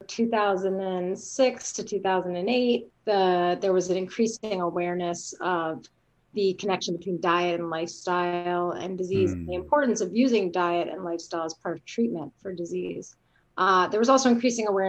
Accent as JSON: {"language": "English", "town": "Rockville", "region": "Maryland", "country": "United States", "tie": "born or raised there", "also_born_or_lived": "Richmond, Virginia / California", "moved": "yes", "lives_now": "Davis, United States", "said": "spent my entire youth in Rockville, Maryland, which is a suburb of Washington, D.C."}